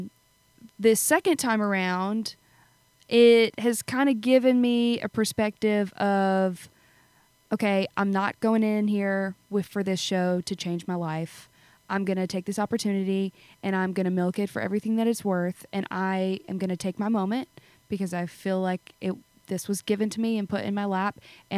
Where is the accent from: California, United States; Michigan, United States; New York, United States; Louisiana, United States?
Louisiana, United States; South; I'm from South Louisiana